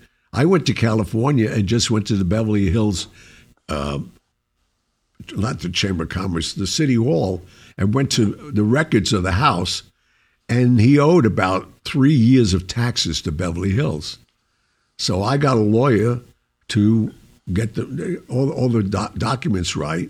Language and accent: English; Sicily, Italy; I'm from Sicily